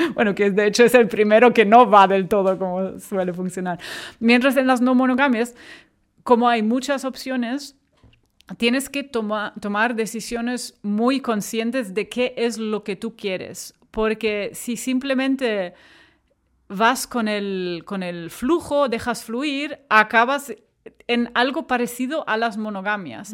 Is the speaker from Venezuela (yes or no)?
no; Germany; accent: German; Spanish is a second language; moved away as an adult; now in Barcelona, Spain; soy alemana, o sea, lo escucharéis por, por mi acento encantador, no, no autóctono, eh, pero llevo aquí desde hace 15 años